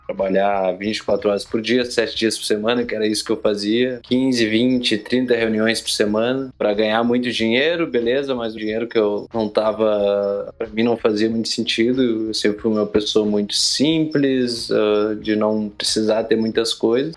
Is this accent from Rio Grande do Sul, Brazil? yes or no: yes; Torres, Rio Grande do Sul, Brazil; moved away as an adult; also born or lived in Porto Alegre / Bahia / Goiás; Eu sou gaúcho, natural de Porto Alegre, Rio Grande do Sul, mas me criei numa cidade do litoral do Rio Grande do Sul chamada Torres